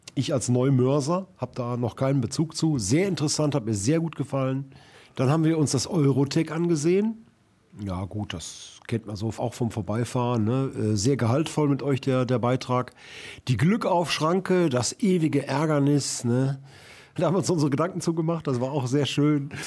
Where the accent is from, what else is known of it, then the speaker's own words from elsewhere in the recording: Duisburg, North Rhine-Westphalia, Germany; ich äh, aus Rheinhausen stamme